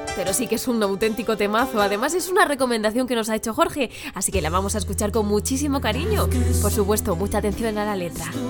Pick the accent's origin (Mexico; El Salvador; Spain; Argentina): Spain; Madrid, Community of Madrid; yo vengo de otro barrio que también es de la zona sur, que se llama Villaverde